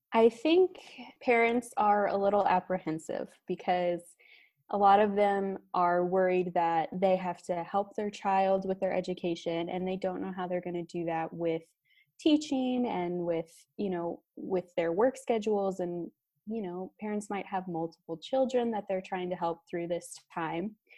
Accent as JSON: {"language": "English", "region": "Missouri", "country": "United States", "tie": "born or raised there", "moved": "yes", "lives_now": "Florida, United States", "said": "I'm from Missouri myself, so we had quite a few snow days, and those were some of the best days growing up"}